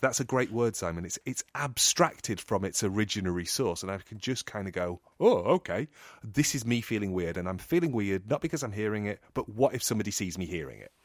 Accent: England, United Kingdom; I'm English

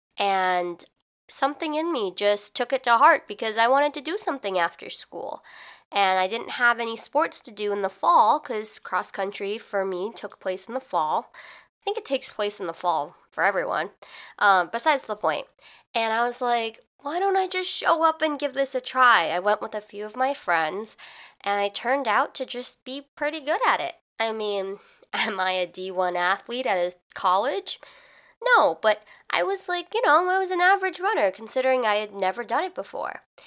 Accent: Midwest, United States; I'm from the Midwest, which means in the fall, it's pretty hot

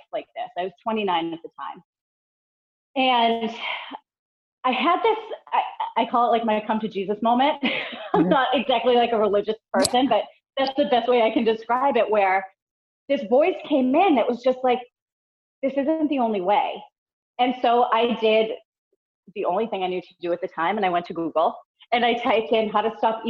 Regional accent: Boston, Massachusetts, United States; moved away as an adult; now in North Carolina, United States; I grew up in the Boston area. I was there for all 35 years of my life

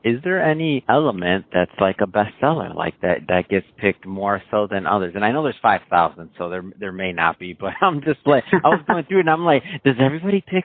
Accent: Michigan, United States; now in Malibu, United States; I'm from Michigan originally

